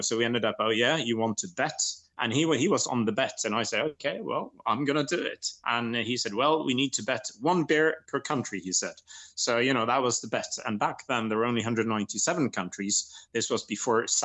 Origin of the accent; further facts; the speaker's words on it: Norway; also born or lived in Lawrenceburg, Indiana, United States / England; I'm from rural Norway myself